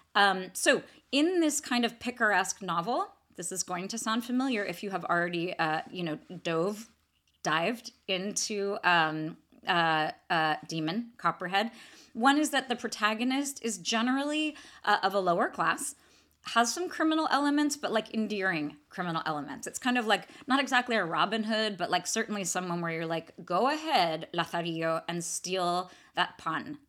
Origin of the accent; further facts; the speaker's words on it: Atherton, California, United States; my hometown of Atherton, so Atherton, California